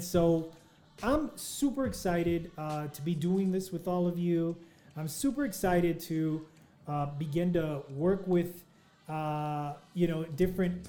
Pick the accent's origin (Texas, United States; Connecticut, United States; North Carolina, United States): Texas, United States; El Paso; my hometown of El Paso, Texas